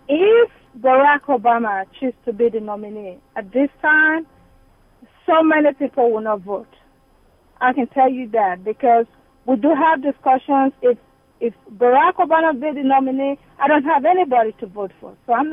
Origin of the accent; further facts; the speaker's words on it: Nigeria; moved away as an adult; now in Dallas, United States; I'm from Nigeria.